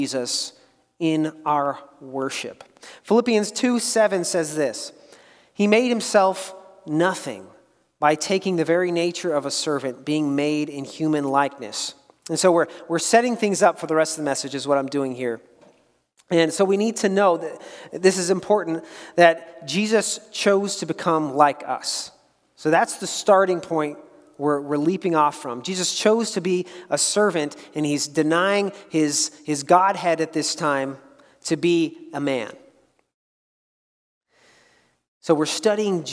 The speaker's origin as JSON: {"language": "English", "country": "United States"}